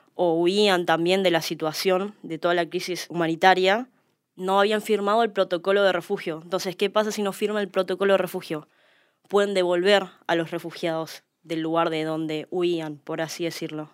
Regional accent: Argentina; trabajamos los argentinos

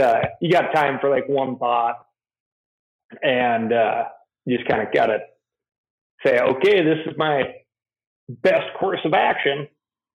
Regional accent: Missoula, Montana, United States; I grew up in Montana, fifth generation of the fam.

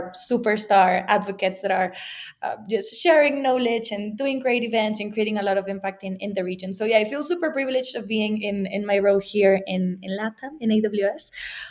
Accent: Mexico; I'm Mexican. If you can hear my accent.

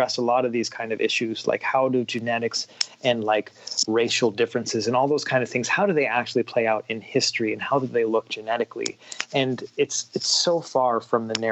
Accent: Washington, United States; I'm a guy who grew up in Washington State

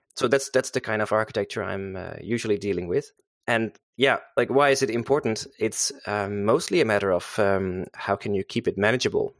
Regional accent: Netherlands; also born or lived in Zeist; I'm a Dutch guy. Uh, so I'm from Holland. Uh, I live here in, uh, Zeist with, uh, my family.

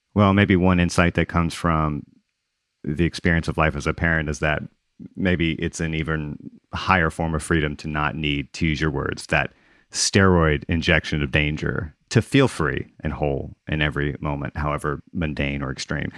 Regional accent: Gulf Coast, United States; also born or lived in Mississippi / Louisiana; I grew up on the Gulf Coast in Mississippi and Louisiana

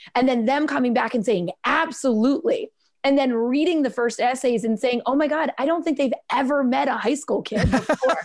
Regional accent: Philadelphia, Pennsylvania, United States; as a Philadelphian

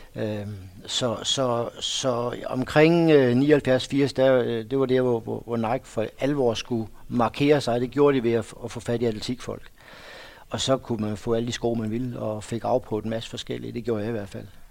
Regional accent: Odense, Southern Denmark, Denmark; der hvor jeg kommer fra, der har løb altid været stort

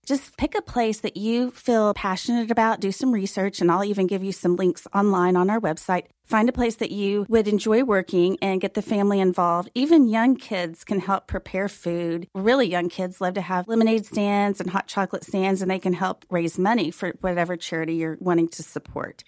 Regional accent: Fort Worth, Texas, United States; now in Dallas, United States; Fort Worth is my hometown

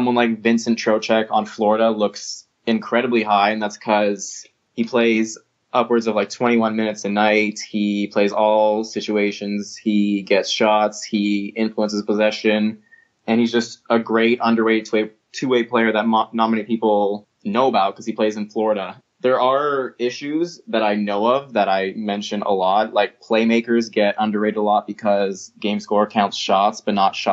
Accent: Toronto, Ontario, Canada; I'm from Toronto

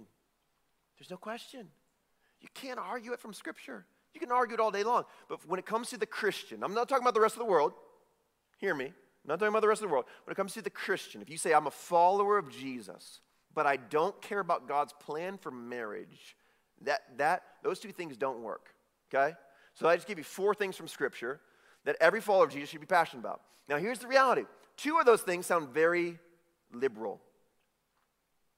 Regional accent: Chicago, Illinois, United States; I'm from Chicago

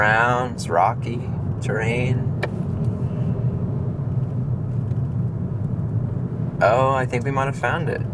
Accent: San Antonio, Texas, United States; I'm from San Antonio, Texas.

